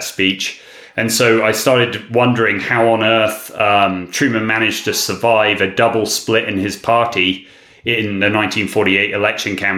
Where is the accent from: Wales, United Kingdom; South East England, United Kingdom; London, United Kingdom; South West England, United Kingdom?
South West England, United Kingdom; I grew up in southwest England in a small town